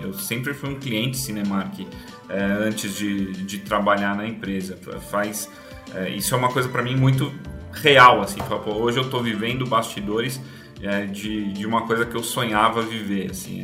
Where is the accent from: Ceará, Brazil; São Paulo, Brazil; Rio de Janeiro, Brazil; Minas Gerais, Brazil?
São Paulo, Brazil; also born or lived in Campinas; meu curta-metragem começa em Campinas, onde eu nasci, então eu não sou aqui da capital. Mudei para São Paulo é, pequeno, é, morei na Zona Norte a vida inteira